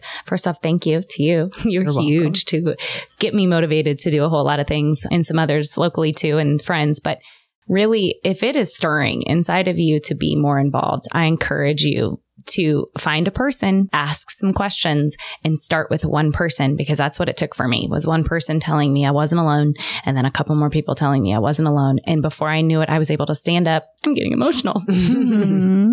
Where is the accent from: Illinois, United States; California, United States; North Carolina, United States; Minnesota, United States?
Illinois, United States; Chicago; now in Johnson County, Kansas, United States; I come from Chicago. Chicago Public School